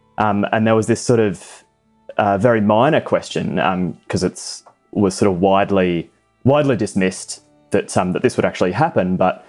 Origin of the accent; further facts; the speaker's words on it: Australia; I'm getting married to Naomi Talushkin, and I'm an Australian naval officer.